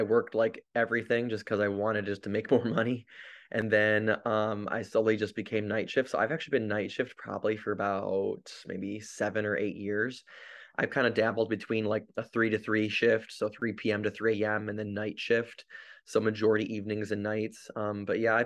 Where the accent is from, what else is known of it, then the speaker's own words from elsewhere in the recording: Grand Rapids, Michigan, United States; moved away as an adult; also born or lived in Salinas, California; I'm an ER nurse currently traveling, but I'm from Grand Rapids, Michigan